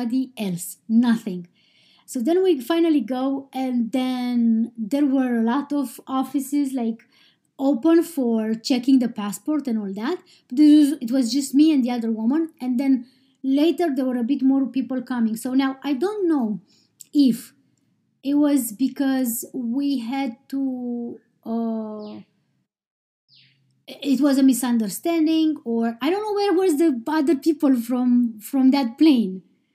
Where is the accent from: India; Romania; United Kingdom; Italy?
Romania; now in Iceland; I am from Romania, but I live in Iceland